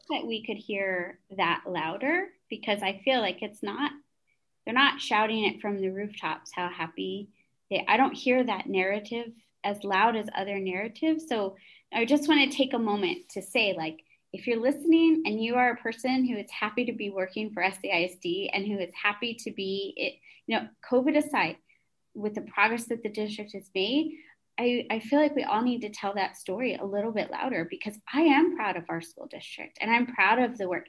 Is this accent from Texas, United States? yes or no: yes; San Antonio, Texas, United States; also born or lived in Lubbock; I was born and raised in San Antonio.